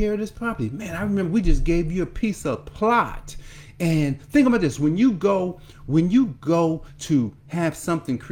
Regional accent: Newark, New Jersey, United States; I grew up in Newark, New Jersey, and I can see Newark right now

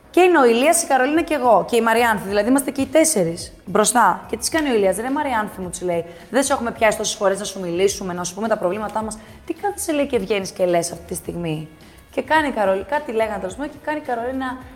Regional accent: Athens, Attica, Greece; born there; Εγώ έχω γεννηθεί στην Αθήνα. Ναι. Ε, η μαμά μου είχε γεννηθεί στο Καζακστάν.

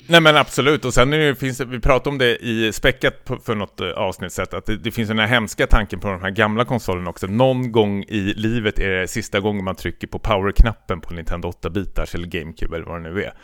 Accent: Stockholm, Stockholm County, Sweden; jag kommer från Stockholm, västerort

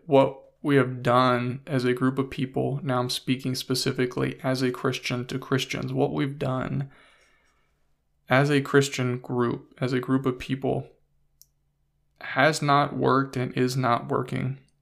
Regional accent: United States; growing up in the United States of America

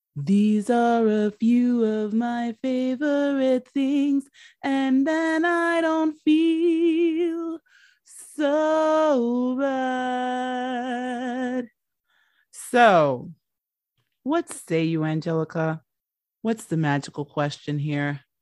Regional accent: United States; I'm the American

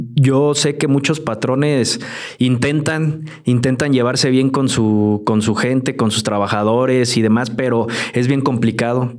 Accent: Mexico; así somos el mexicano

